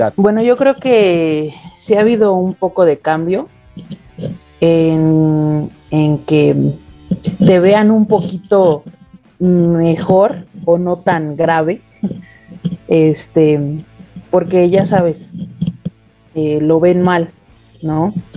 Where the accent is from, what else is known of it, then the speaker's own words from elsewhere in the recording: Nezahualcóyotl, State of Mexico, Mexico; acá de Nesa